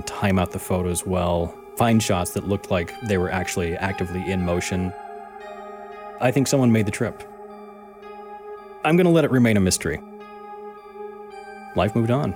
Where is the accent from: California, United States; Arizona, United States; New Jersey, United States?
Arizona, United States; Arizona, my home state